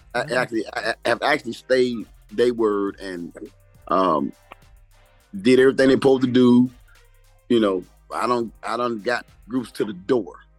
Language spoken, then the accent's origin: English; Miami, Florida, United States; I got into it actually when I was 13 in Miami. I'm from Miami, Florida.